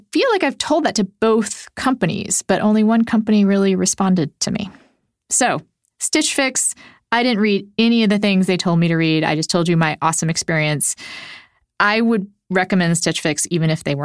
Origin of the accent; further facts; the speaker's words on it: Texas, United States; also born or lived in Puerto Rico; now in Minnesota, United States; I lived most of my life in Texas. I was born in Puerto Rico